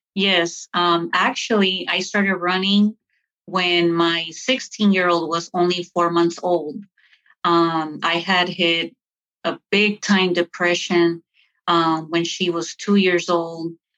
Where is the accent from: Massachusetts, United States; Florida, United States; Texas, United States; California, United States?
California, United States; Lynwood; moved away; also born or lived in Lawrenceville, Georgia / Duluth; where I grew up, I grew up in California in the hood